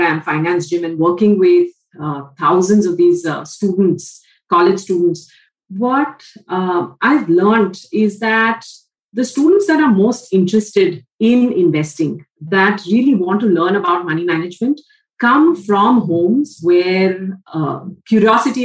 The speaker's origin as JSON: {"language": "English", "town": "Mumbai", "region": "Maharashtra", "country": "India", "tie": "born or raised there", "also_born_or_lived": "United States", "said": "Born and brought up in Mumbai"}